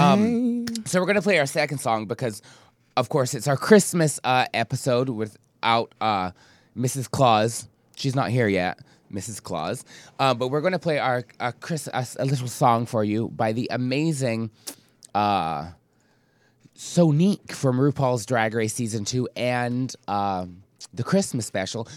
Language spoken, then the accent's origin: English; Scotland, United Kingdom; moved away; since I grew up in the U K, I grew up in Scotland